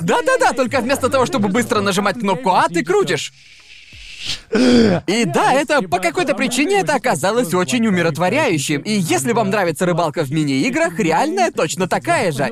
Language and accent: Russian; England, United Kingdom; moved away as an adult; also born or lived in Thailand; И это не то место, откуда я родом